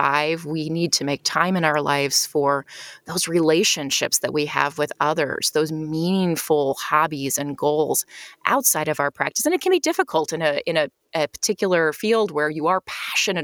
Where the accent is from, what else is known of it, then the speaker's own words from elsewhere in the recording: United States; also born or lived in Czech Republic; now in Chicago, United States; I moved back to the U.S. I'm an American, and based here in Chicago